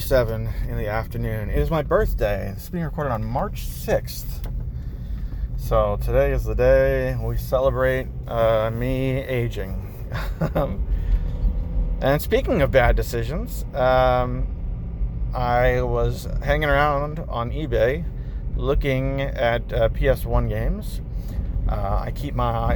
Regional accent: United States; as an American

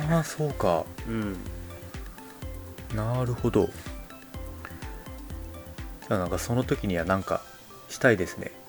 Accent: Okayama, Japan; moved away; 僕の岡山の実家

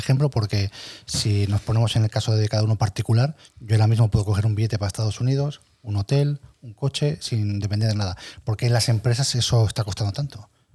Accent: Santander, Cantabria, Spain; yo soy de Santander

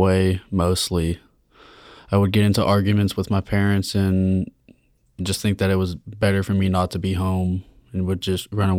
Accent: Austin, Texas, United States; From Austin, Texas.

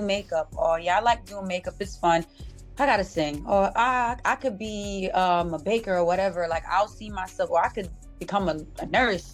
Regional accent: New York City, New York, United States; I'm from Uptown, so I grew up on not too far from um, 233rd

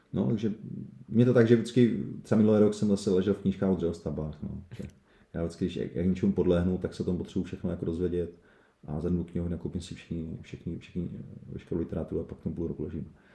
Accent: Uherské Hradiště area, Moravia, Zlín Region, Czechia; moved away as an adult; also born or lived in Prague; já vlastně pocházím z Sochkara, Uherského Hradiska

